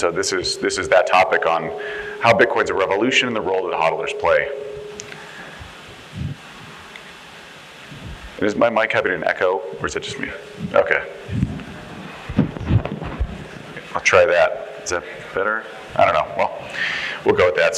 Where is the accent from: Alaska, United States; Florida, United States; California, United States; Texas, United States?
Texas, United States; accent: Texas; moved away; back in my home state of Texas